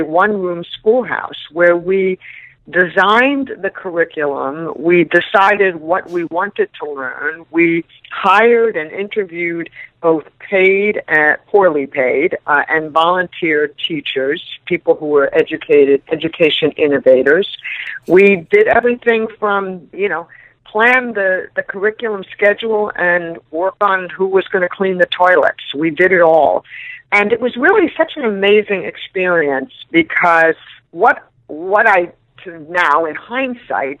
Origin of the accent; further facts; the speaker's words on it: New York City, New York, United States; I am from New York City, born and raised